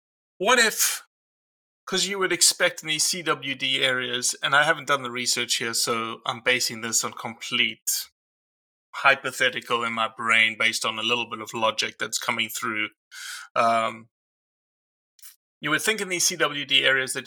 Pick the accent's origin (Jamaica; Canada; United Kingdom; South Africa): South Africa; moved away as an adult; now in Mississippi, United States; I'm a South African who's been in Mississippi since 2003